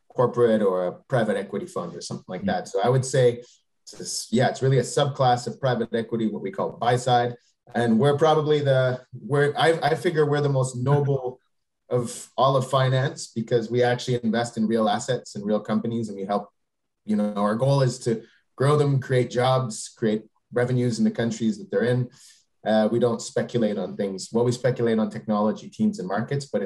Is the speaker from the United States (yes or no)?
no; Canada; moved away as an adult; also born or lived in Quebec; now in Paris, France; I'm a Canadian, but I've been living uh, in Europe, so particularly in Paris, France, for the last 16 years.